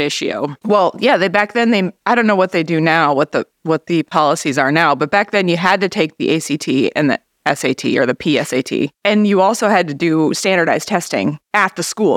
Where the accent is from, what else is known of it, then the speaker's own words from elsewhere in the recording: Grand Marais, Minnesota, United States; I was about seven at the time, so I feel like I grew up in Grand Marais.